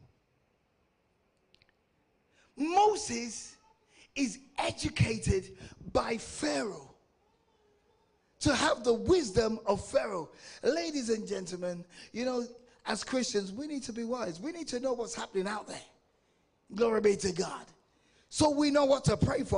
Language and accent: English; England, United Kingdom; I was born and raised in England, but I'm of African descent. I'm of Nigerian descent